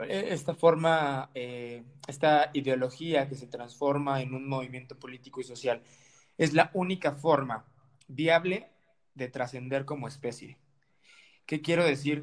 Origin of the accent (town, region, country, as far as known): Mexico